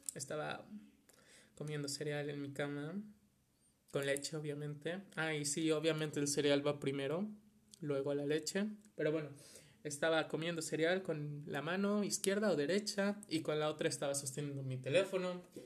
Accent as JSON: {"language": "Spanish", "country": "Mexico", "said": "soy de México"}